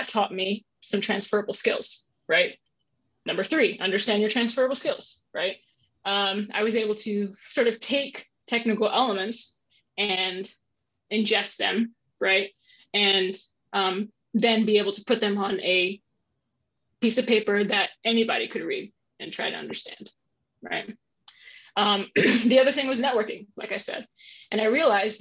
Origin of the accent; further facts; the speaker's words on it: San Antonio, Texas, United States; moved away as an adult; now in Columbus, United States; I grew up in San Antonio, Texas, grew up in the South.